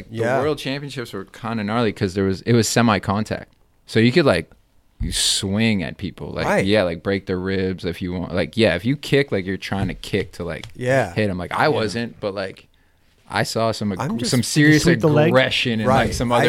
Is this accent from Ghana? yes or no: no; Canada; Of course, I'm Canadian.